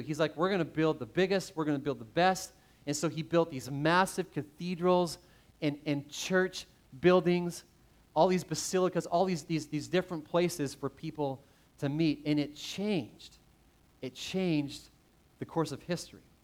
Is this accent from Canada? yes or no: yes; Canada; growing up in Canada, played a lot of hockey